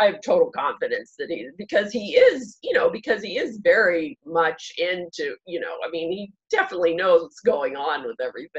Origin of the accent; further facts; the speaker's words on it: Dormont, Pennsylvania, United States; the one that I grew up in Dormont.